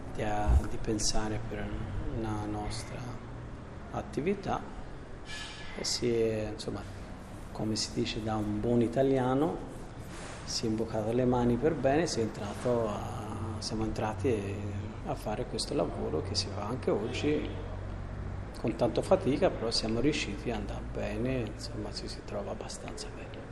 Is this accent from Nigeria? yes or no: no; Albania; moved away as an adult; also born or lived in Siena, Italy; siamo venuti in Albania, siamo sposati in una chiesa del mio paese